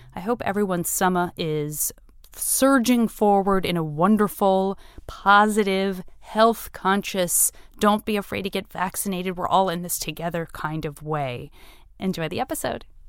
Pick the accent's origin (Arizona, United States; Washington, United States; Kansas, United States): Arizona, United States; Tucson; I'm from Tucson